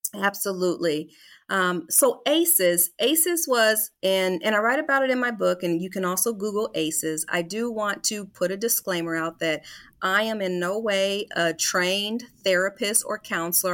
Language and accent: English; Des Moines, Iowa, United States; moved away; I'm actually a native of Des Moines, so born and raised in Des Moines, Iowa